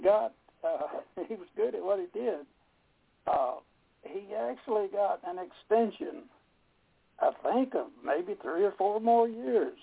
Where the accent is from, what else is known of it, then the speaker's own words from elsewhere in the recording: Dalton, Georgia, United States; North Georgia here in Dalton, Georgia area. That's where I was raised up here in the Chatsworth, Dalton area.